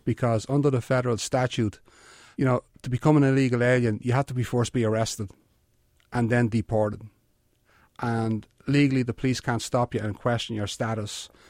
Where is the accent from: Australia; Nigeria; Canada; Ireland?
Ireland; Dublin, Leinster; accent: Irish; moved away as an adult; also born or lived in Bronx, New York; I'm from a town called Finglas, which is on the north side of Dublin